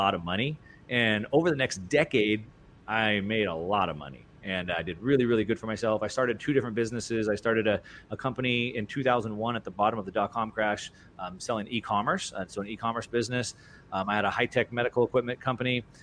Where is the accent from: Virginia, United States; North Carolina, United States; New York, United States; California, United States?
California, United States; Southern; I grew up in Southern California racing dirt bikes and surfing and snowboarding